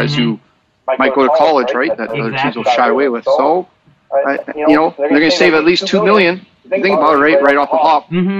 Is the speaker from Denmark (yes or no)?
no; Canada; as a Canadian